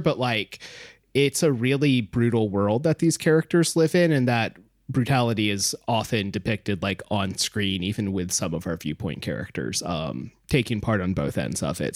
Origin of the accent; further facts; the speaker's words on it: United States; as an American